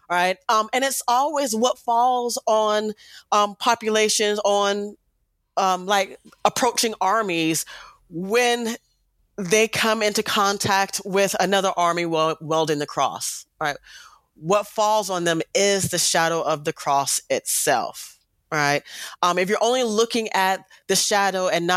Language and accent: English; United States; we are African American, we are Black American, right? America is our home